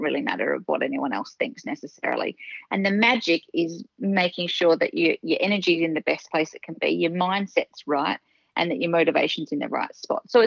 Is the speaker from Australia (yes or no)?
yes; Western Australia, Australia; now in Melbourne, Australia; I grew up in Western Australia. So I'm originally from Western Australia, now moved to Melbourne